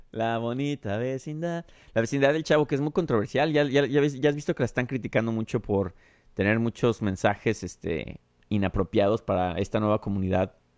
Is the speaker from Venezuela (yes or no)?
no; Mexico; also born or lived in Chicago